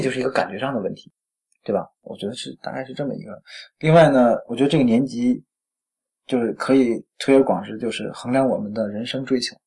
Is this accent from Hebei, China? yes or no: yes; Tangshan, Hebei, China; 我是北方长大的，北嗯。我们老家小时候啊， 我， 我们老家在那个唐山哈